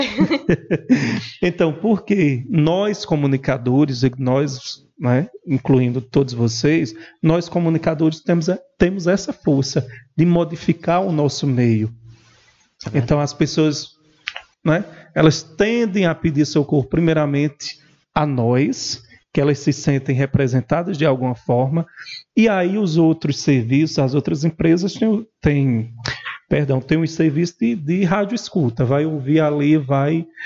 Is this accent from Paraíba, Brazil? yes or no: yes; Montadas, Paraíba, Brazil; also born or lived in Esperança, Paraíba; terra natal montadas